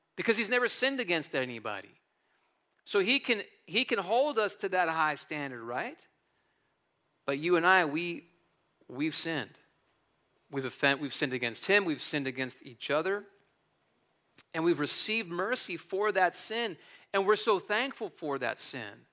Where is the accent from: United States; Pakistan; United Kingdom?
United States; New Jersey; moved away as an adult; also born or lived in California; I was born and raised in North Jersey, so I'm, I'm a Jersey guy through and through.